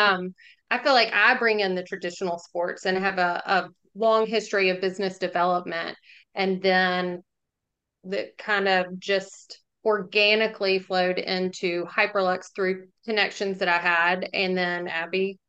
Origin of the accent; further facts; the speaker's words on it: Jackson, Mississippi, United States; also born or lived in Oxford, Mississippi; I grew up in Jackson and then um, went to school here 2000, 2004